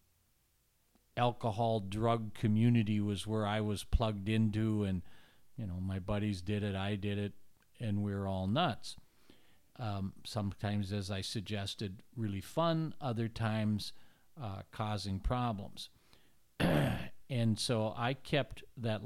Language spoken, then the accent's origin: English; Minneapolis, Minnesota, United States; I grew up in Northeast Minneapolis